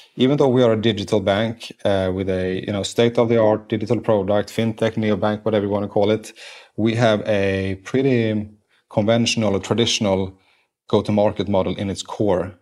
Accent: Sweden; English is a second language; moved away as an adult; now in United States; I was grown up in Sweden

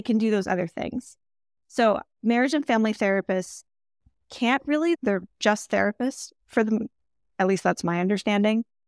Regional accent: Michigan, United States; also born or lived in New York; now in California, United States; I'm from Michigan, I lived in New York also before moving to California

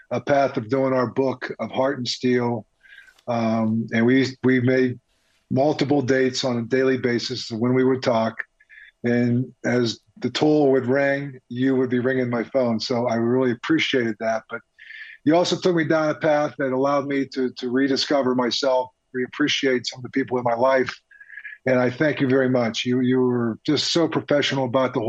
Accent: Pittsburgh, Pennsylvania, United States; I grew up in Pittsburgh during the 70s

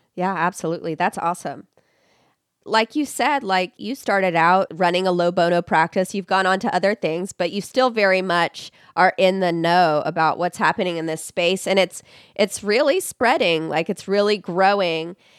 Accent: Texas, United States; here in my home state of Texas

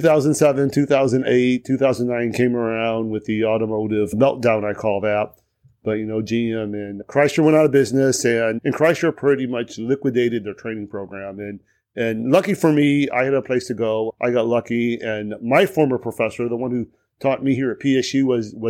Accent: St. Louis, Missouri, United States; also born or lived in St. Charles, Missouri; I grew up in St. Louis

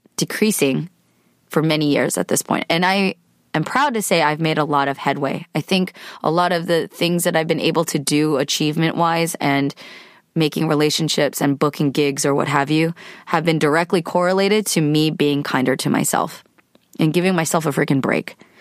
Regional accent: California, United States; I am a California woman. grew up in the States to immigrant parents. I'm Korean American, so I had Korean parents

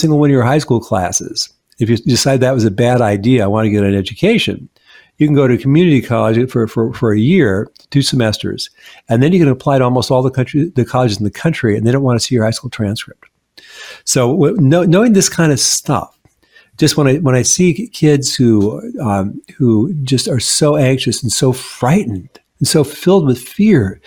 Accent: Seattle, Washington, United States; moved away as an adult; now in Washington, D.C. area, United States; when I first moved to the DC area, I mean, I'm from Seattle

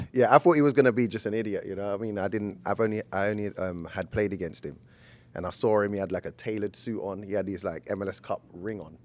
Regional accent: England, United Kingdom; As an Englishman

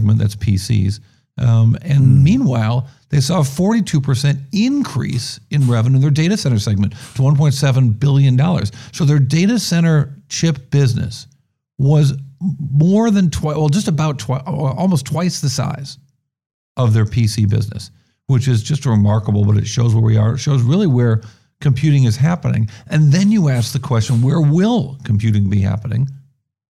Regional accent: New York, United States; also born or lived in Benton Harbor, Michigan; now in San Francisco, United States; I grew up in New York

